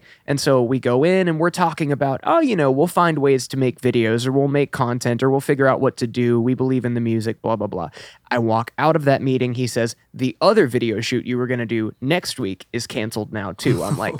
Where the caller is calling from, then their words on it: Nashville, Tennessee, United States; Nashville, right now.